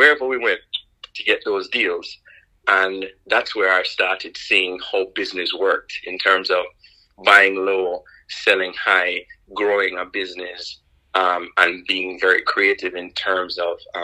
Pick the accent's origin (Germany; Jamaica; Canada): Jamaica; Kingston; moved away as an adult; I'm not from the States. I was born in Kingston, Jamaica, raised in Jamaica